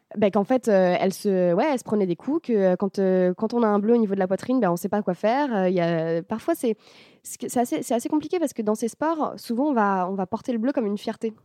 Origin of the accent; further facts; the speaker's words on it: France; on est français